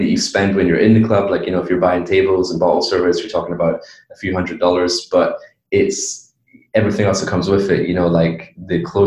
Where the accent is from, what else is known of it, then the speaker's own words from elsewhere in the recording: Edinburgh, Scotland, United Kingdom; moved away as an adult; also born or lived in Miami / China; I grew up in Edinburgh, Scotland, from the UK.